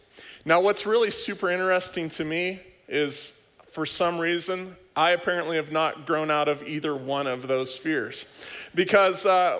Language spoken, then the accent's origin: English; Oklahoma, United States; I grew up in Oklahoma for a good portion of my life, and there was this little thing that would roll through every once in a while called a tornado.